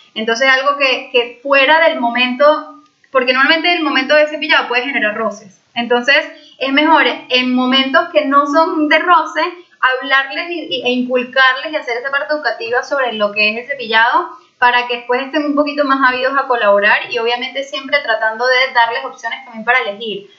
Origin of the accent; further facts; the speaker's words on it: Venezuela; moved away; soy de Venezuela